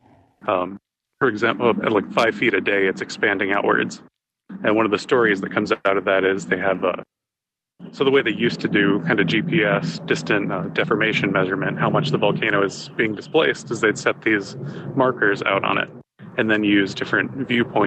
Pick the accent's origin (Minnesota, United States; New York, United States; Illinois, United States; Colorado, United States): New York, United States; moved away; I'm from New York